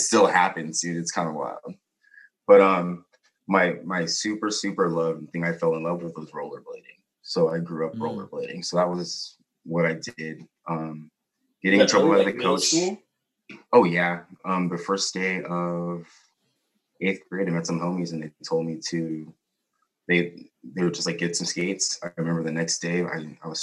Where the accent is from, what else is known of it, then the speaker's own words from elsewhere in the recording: Chula Vista, California, United States; also born or lived in Oceanside, California; I was born here in California. Oceanside out here, 1985, January 7th. Grew up with my parents, split when I was 8, so then I moved down south.